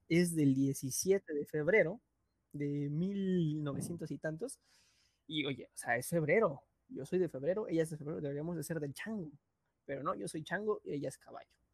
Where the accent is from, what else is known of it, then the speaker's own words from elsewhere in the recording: Mexico; desde nuestro punto de vista mexicano